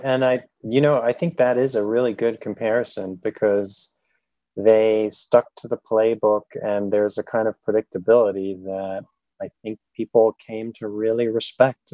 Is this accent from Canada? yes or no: no; Germany; moved away; I grew up in Germany